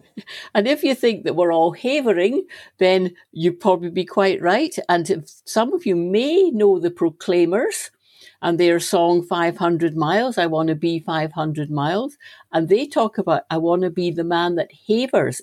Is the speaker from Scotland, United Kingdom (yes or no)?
yes; Stirling, Scotland, United Kingdom; having been born and brought up in Stirling